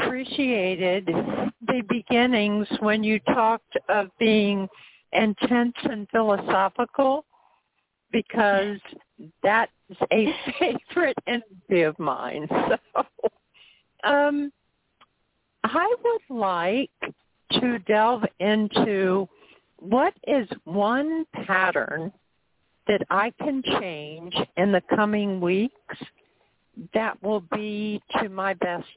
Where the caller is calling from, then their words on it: Florida, United States; I'm calling from Florida.